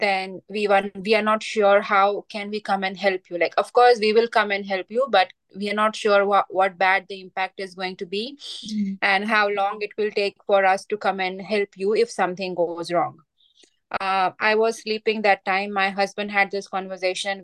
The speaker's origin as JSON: {"language": "English", "region": "Gujarat", "country": "India", "also_born_or_lived": "Greater Shepparton, Victoria, Australia", "moved": "as an adult", "lives_now": "Mooroopna, Australia", "said": "I am from India, western state of India. It's called Gujarat."}